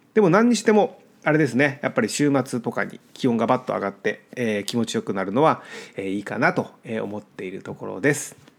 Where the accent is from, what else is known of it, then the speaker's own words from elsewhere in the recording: Japan; moved away as an adult; now in United States; 僕が日本で育ってきた環境